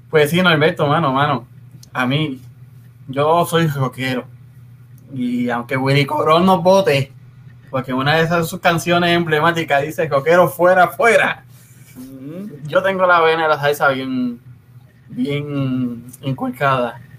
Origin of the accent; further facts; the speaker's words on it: Puerto Rico; Y es que nosotros como puertorriqueños, ¿verdad?